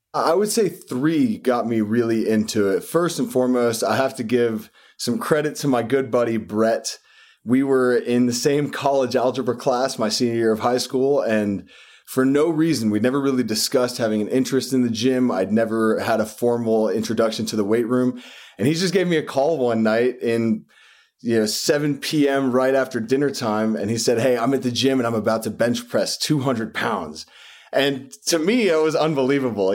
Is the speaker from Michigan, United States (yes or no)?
no; West Texas, United States; now in New York, United States; I was born and raised in West Texas